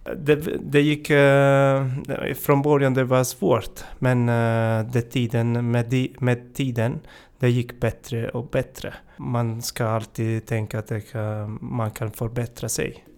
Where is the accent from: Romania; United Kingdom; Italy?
Italy; Swedish is a second language; moved away as an adult; now in Sweden; Jag kommer från, eh, Italien. Jag har bott, eh, i Sverige i fem och ett halvt år.